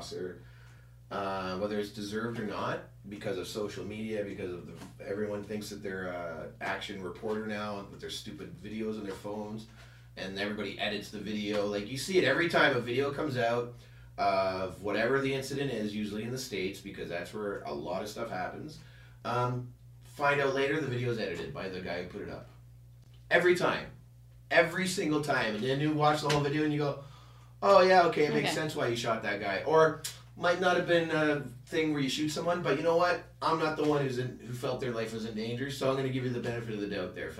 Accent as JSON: {"language": "English", "country": "Canada", "said": "we're Canadian."}